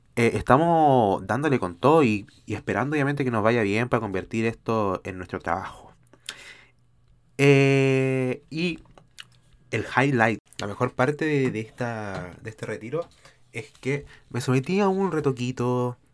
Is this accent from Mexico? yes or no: no; Chile; después yo volví a, Chile. Eh, estoy en mi país